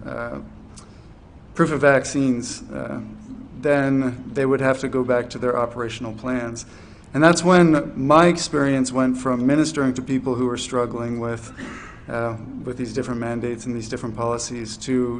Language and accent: English; New Brunswick, Canada; moved away as an adult; also born or lived in Fredericton, New Brunswick; now in Charlottetown, Canada; I'm from New Brunswick, and for 11 years I did ministry in New Brunswick, Fredericton.